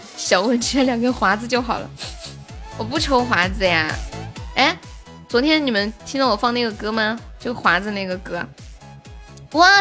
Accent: Sichuan, China; 我是四川的

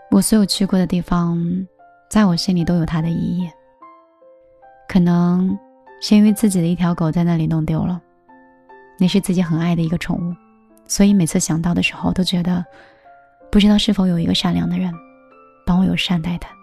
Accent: Hangzhou, Zhejiang, China; 就是杭州的。

